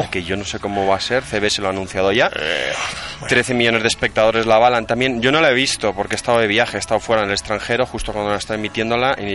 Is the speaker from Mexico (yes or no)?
no; Basque Country, Spain; accent: Basque; aquí que, que, tengo acento vasco muy marcado.